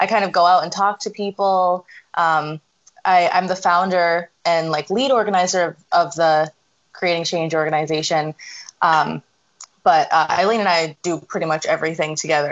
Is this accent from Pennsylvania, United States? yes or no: yes; Scranton, Pennsylvania, United States; born and raised in Scranton